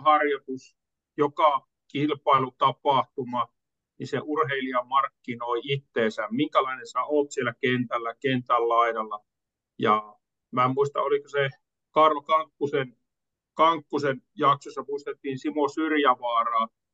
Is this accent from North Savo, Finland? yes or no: yes; Kuopio, North Savo, Finland; pikkupoikana oli siellä, niin Kuopiossa